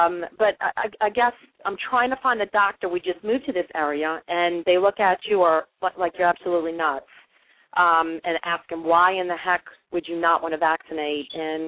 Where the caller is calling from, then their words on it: Mandeville, Louisiana, United States; I'm actually calling from Mandeville, Louisiana, just north of New Orleans.